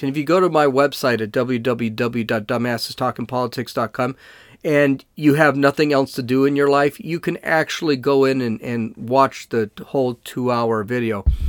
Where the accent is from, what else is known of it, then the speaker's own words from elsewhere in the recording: Los Angeles, California, United States; now in San Diego, United States; I'm actually from Los Angeles, so I'm a huge Dodger fan